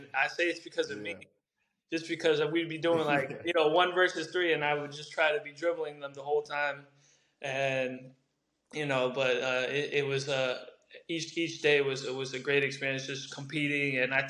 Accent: New York, United States; also born or lived in Brazil / Long Island, New York; I was born in Brazil, moved to New York when I was 6 years old, playing all those local clubs in the Queens area.

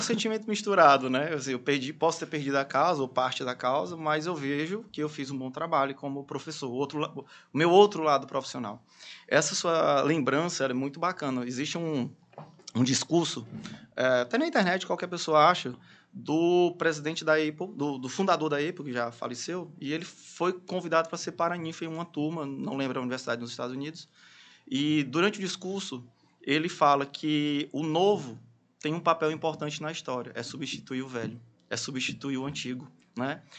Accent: Teresina, Piauí, Brazil; also born or lived in Fortaleza; sou teresinense, estudei minha vida praticamente toda aqui em Teresina

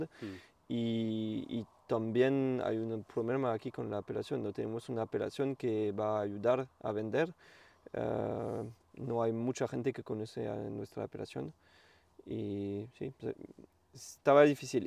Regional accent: Champagne, Grand Est, France; first language French; Spanish is a second language; now in Vingrau, France; soy del norte de Francia, de la región Champagne

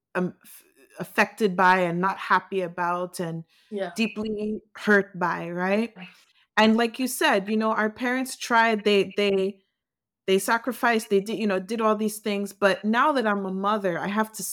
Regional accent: United States; I grew up in the U.S.

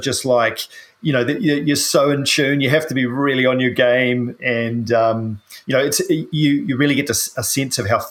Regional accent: New Zealand; I'm a paraplegic from New Zealand

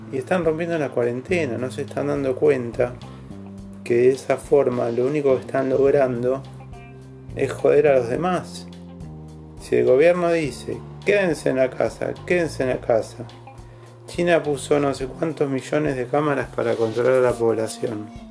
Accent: Argentina

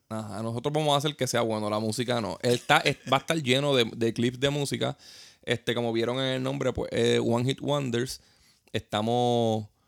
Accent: Puerto Rico; nosotros como puertorriqueños

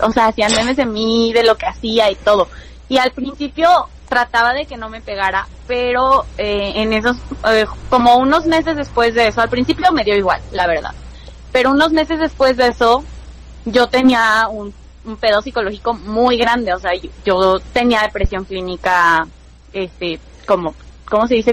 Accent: Hidalgo, Mexico; also born or lived in Mexico City; vivo en en Hidalgo ahorita, soy de Hidalgo, vivía en la Ciudad de México

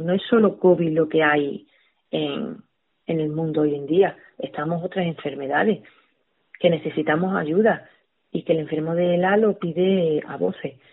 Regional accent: Torredonjimeno, Andalusia, Spain; la radio de mi pueblo

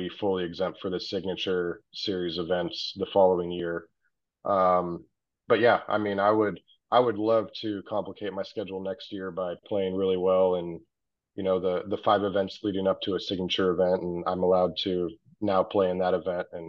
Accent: La Quinta, California, United States; I spent middle school and high school in La Quinta

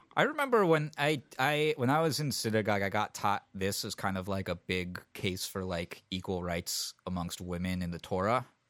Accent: San Francisco, California, United States; When I was a kid growing up in San Francisco

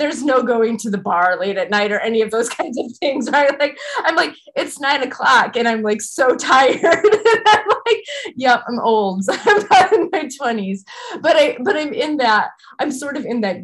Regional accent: Midwest, United States; as a Midwesterner

